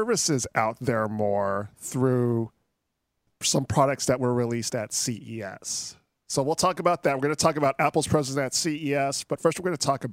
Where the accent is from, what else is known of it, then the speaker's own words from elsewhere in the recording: Philippines; I'm Filipino